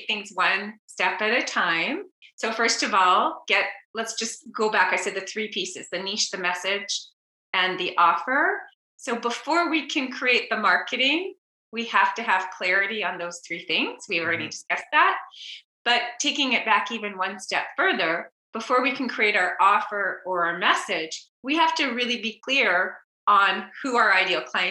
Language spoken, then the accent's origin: English; Montreal, Quebec, Canada; accent: Canadian; now in San Diego, United States; if you hear a little Canadian accent, I grew up in Montreal.